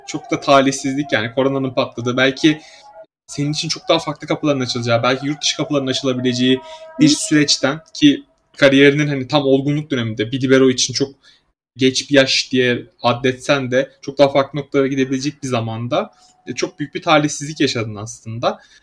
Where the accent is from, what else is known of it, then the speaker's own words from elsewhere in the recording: Samsun, Turkey; ben mesela Samsunluyum.